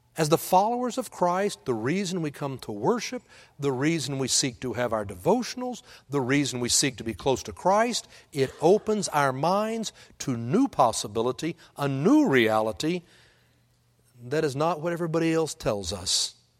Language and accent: English; Texas, United States; now in Oklahoma, United States; I'm from Texas, and I live in Oklahoma